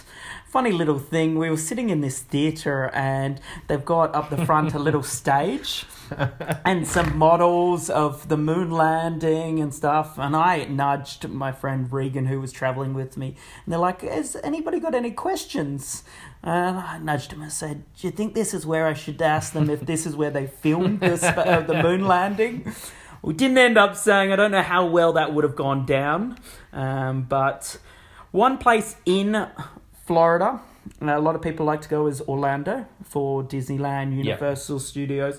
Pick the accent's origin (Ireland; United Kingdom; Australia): Australia; because I'm Australian